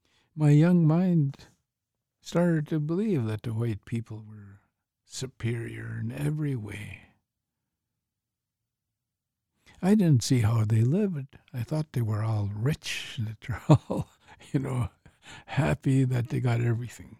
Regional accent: Canada; growing up in Canada, it was like as if I magically picked up this identity of being an Indian

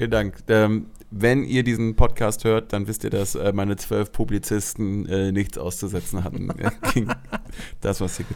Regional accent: Germany; wir sind in Deutschland, ich bin Deutscher, wir sind in Berlin.

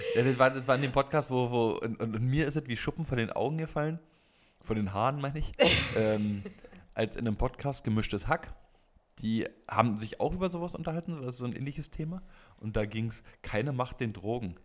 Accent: Brandenburg, Germany; now in Berlin, Germany; Ich ursprünglich aus Brandenburg

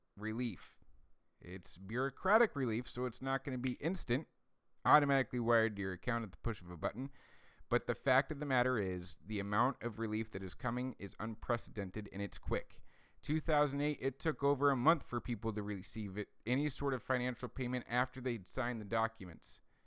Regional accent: United States; as American citizens

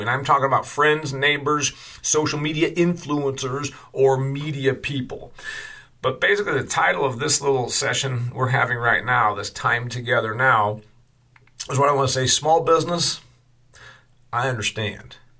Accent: Indiana, United States; my home state of Indiana

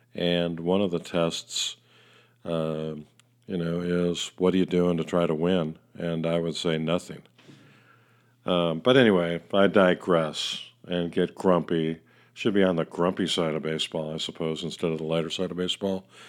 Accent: Chicago, Illinois, United States; Chicago is my hometown

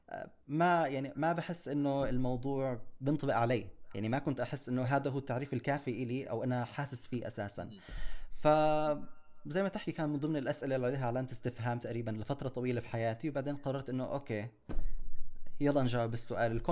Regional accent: Jerusalem, Palestine; also born or lived in United Kingdom; أنا انخلقت في القدس انولدت بالقدس بالبدايات ما عشت كثير يعني كنا عايشين ببريطانيا عشت فيها لمدة أربع سنين

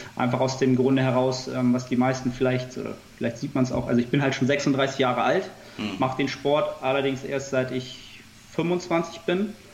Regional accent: Hamburg, Germany; ansonsten bin ich ähm, Hamburger Jung. man sagt hier so mal, ich habe Hamburg im Herzen

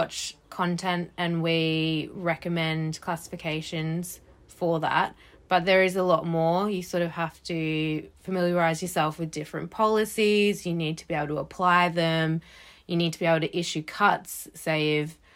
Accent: Australia; now in United Kingdom; I grew up in Australia

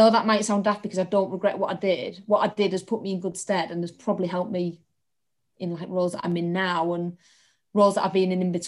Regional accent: Hull, Yorkshire and the Humber, United Kingdom; I'm from Hull, which you can probably tell from my accent

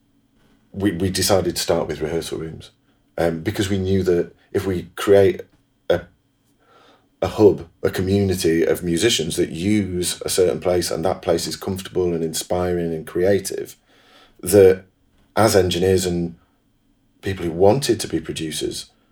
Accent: Manchester, North West England, United Kingdom; I'm a Mancunian

